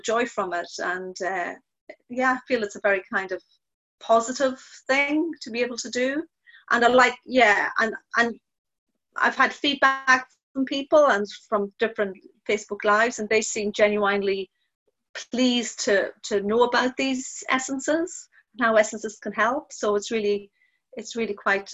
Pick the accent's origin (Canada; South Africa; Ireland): Ireland; now in New Haven; being Irish as well